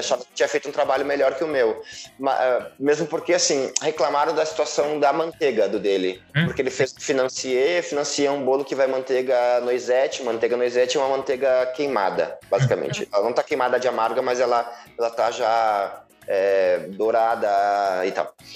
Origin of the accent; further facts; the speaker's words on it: Rio Grande do Sul, Brazil; sou gaúcho